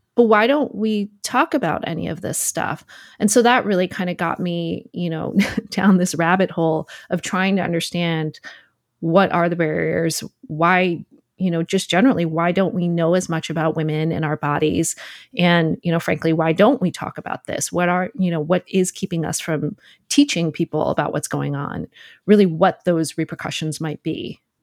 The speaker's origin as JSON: {"language": "English", "town": "Trumbull", "region": "Connecticut", "country": "United States", "tie": "born or raised there", "said": "I grew up in Connecticut in Fairfield County"}